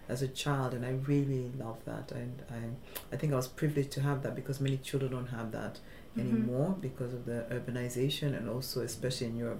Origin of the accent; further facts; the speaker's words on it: Nairobi, Kenya; moved away as an adult; also born or lived in Germany; I grew up in Nairobi, which is quite diverse.